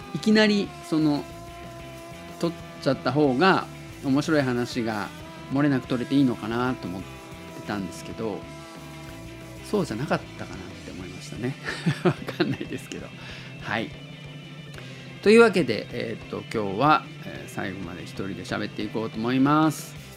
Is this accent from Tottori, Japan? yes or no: yes; Tottori, Japan; 僕が鳥取生まれ